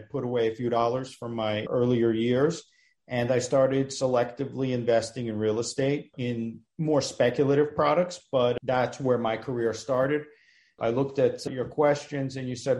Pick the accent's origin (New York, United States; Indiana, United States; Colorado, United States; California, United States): New York, United States; New York City; also born or lived in Russia; I was fluent in Russian, growing up in the Russian neighborhood